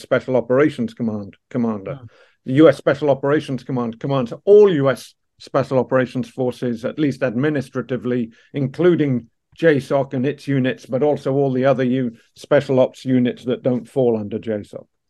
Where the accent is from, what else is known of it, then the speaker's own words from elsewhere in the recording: Dublin, Leinster, Ireland; also born or lived in Canada / Surrey, England; now in Washington D.C., United States; I was a young English boy growing up in South Dublin uh, in the late 70s and early 80s